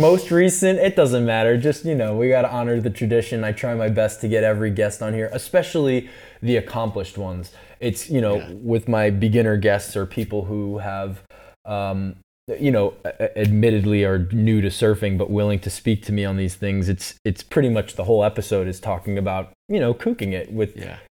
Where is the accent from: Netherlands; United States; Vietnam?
United States; East Coast; I'm from the East Coast